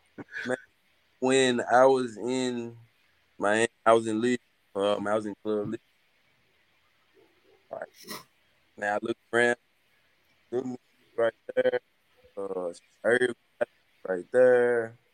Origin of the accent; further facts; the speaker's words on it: Mississippi, United States; I'm from Mississippi, you know what I'm saying? So Mississippi is where it gets off it